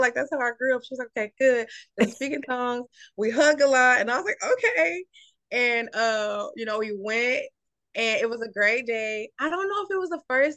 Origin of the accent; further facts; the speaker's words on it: Atlanta, Georgia, United States; I am from Atlanta, Georgia